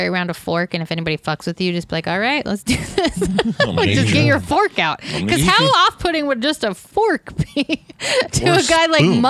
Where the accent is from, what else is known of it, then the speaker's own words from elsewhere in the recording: United States; I'm an American woman